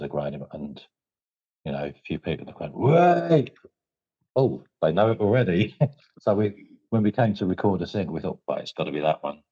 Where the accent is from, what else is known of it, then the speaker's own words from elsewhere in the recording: Medway, South East England, United Kingdom; we're from Medway